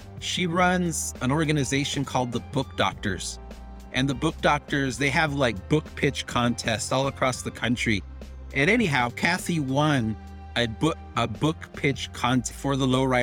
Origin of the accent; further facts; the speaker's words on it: El Paso, Texas, United States; also born or lived in Ciudad Juárez, Mexico; in my hometown of El Paso. And I have two hometowns, El Paso and Juarez.